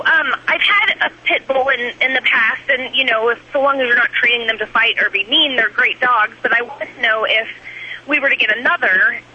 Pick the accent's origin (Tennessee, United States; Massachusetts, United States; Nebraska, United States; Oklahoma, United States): Oklahoma, United States; Edmond; now in St. Louis, United States; Well, I'm in St. Louis, but I'm from Edmond, Oklahoma.